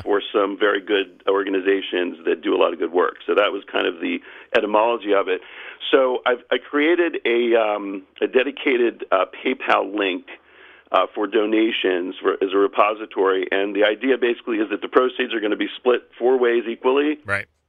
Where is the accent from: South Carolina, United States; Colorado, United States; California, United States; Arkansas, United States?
South Carolina, United States; Charleston; I've leaned in Charleston, South Carolina, my hometown